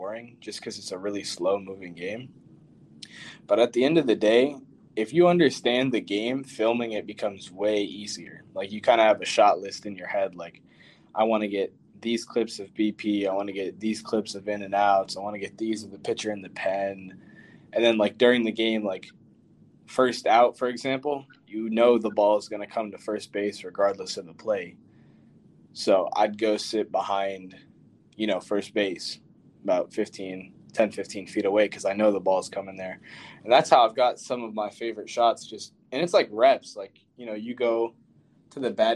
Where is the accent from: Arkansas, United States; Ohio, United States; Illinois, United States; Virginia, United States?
Virginia, United States; Northern; I'm from Northern Virginia, not too far from DC